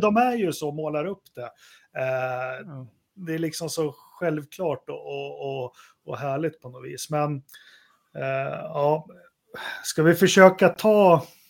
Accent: Sweden; man är ju svensk

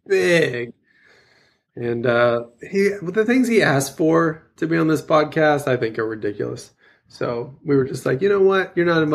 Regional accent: Louisiana, United States; moved away; I grew up in Louisiana and the humidity is even worse than Oklahoma.

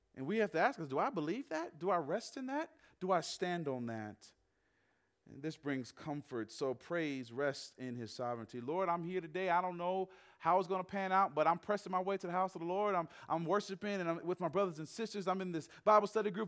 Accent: the South, United States; now in Western United States; I grew up in the South

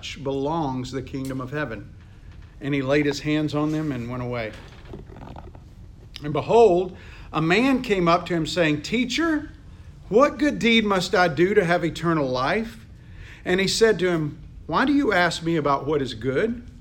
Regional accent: United States; I'm from America

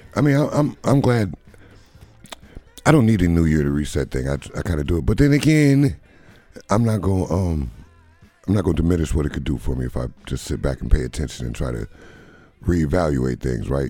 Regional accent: Beloit, Wisconsin, United States; now in Madison, United States; I'm, I'm in Madison, but I'm from Beloit

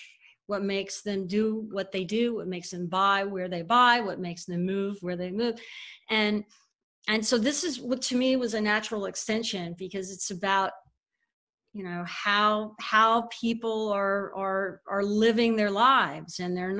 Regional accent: Houston, Texas, United States; also born or lived in Dallas, United States / North Carolina, United States; So, I mean, I grew up in Texas.

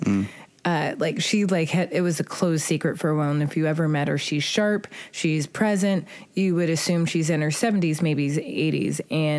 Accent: California, United States; now in New York, United States; me, California.

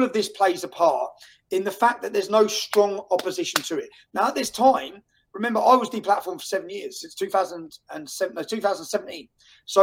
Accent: Luton, East of England, United Kingdom; moved away as an adult; in my hometown of Luton

